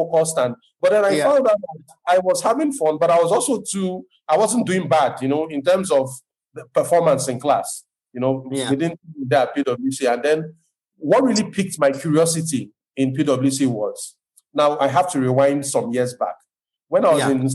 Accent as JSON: {"language": "English", "region": "Lagos", "country": "Nigeria", "tie": "born or raised there", "said": "I'm not ethnically from Lagos, but I was born here, I was raised here"}